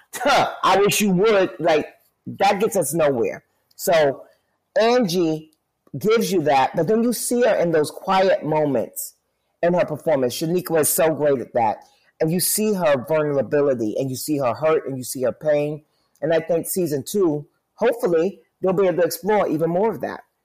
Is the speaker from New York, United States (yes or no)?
yes; New York City, New York, United States; born and raised in New York City